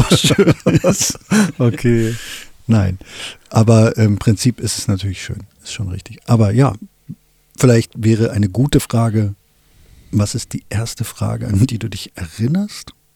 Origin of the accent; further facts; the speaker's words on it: Wolfsburg, Lower Saxony, Germany; ich komme aus Wolfsburg